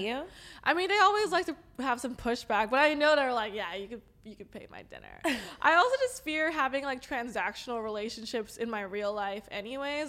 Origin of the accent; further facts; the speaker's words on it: Los Angeles, California, United States; accent: valley girl; I'm LA native